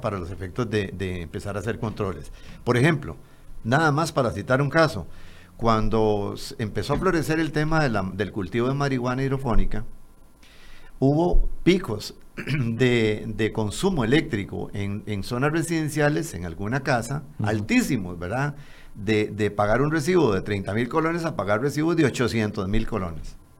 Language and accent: Spanish; Costa Rica; me incluyo como costarricense